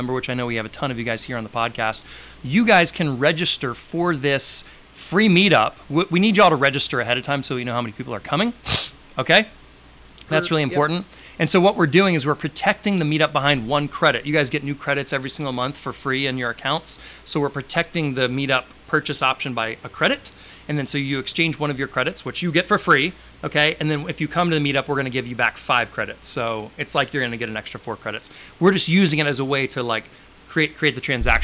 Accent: Santa Rosa Beach, Florida, United States; here in my hometown of Santa Rosa Beach, Florida

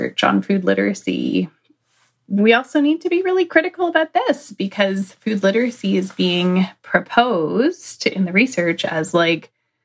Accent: Canada; being Canadian

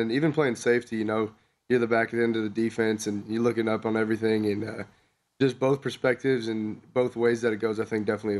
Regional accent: California, United States; I was coming down from Southern California

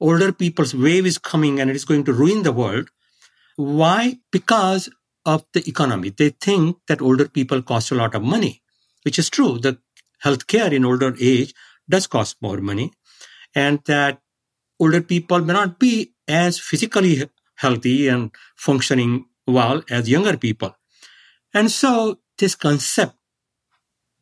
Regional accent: India; now in San Diego, United States; I grew up in India

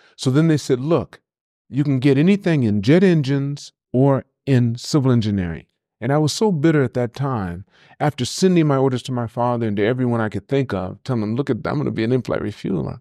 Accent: Los Angeles, California, United States; Born and raised in L A at White Memorial Hospital, downtown L

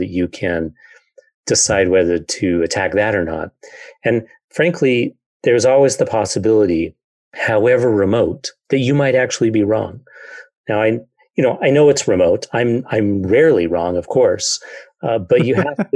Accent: Idaho Falls, Idaho, United States; I grew up in Idaho Falls

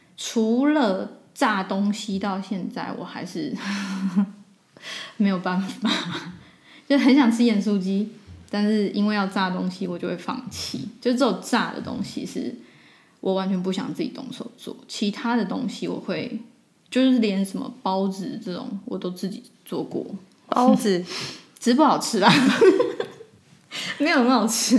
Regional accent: Taiwan; also born or lived in Barcelona, Spain; now in Zurich, Switzerland

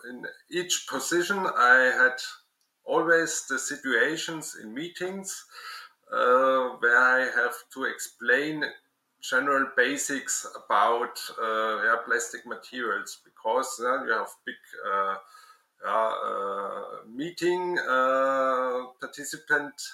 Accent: Würzburg, Bavaria, Germany; I studied the science of plastic in my hometown Würzburg.

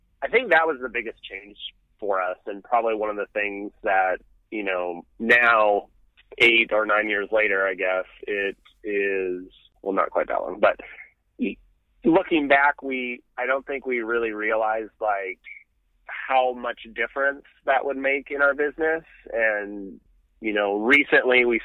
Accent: Montana, United States; moved away as an adult; also born or lived in Phoenix, Arizona; now in Austin, United States; I grew up in Montana

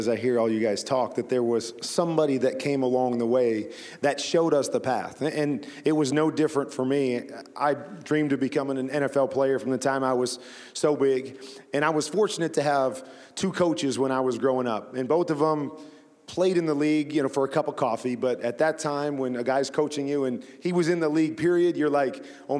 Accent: Iowa, United States; And then I grew up in Iowa, so we didn't have a pro sports team. So the closest team to us was the Chicago Bears.

